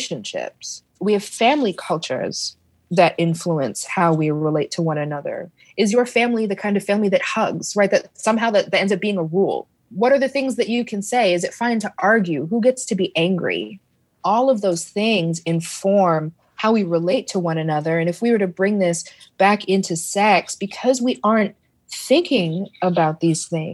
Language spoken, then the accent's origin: English; Canada; now in United States; I am an immigrant to the States. My parents are Caribbean immigrants to Canada. I'm Canadian.